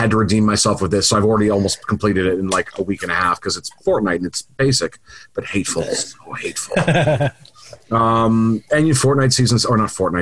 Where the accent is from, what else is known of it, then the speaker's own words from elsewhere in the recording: Canada; we are still Canadian